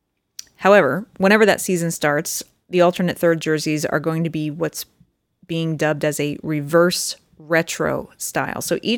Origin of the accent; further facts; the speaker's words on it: Pennsylvania, United States; Growing up in Eastern Pennsylvania, this makes me think at first glance, it's too, as you say, Ranger-esque.